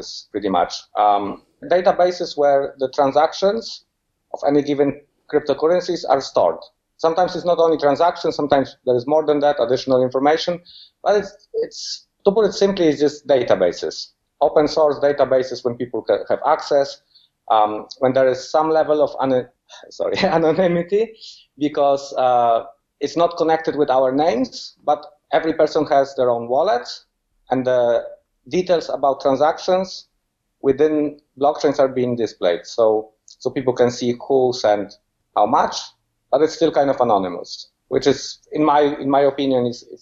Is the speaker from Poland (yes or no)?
yes; Poland; moved away as an adult; also born or lived in England; now in Fuerteventura, Spain; So I was born in Poland, but I left Poland about 12 years ago. First, I went to England, where I spent 8 years, and then I moved to Fuerteventura, Canary Island, where I currently live and work.